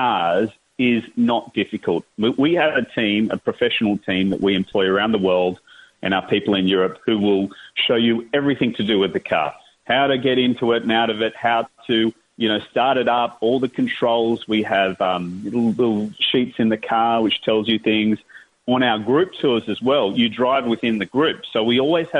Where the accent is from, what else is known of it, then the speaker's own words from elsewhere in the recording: Australia; I'm an Australian and ran events in Australia for many years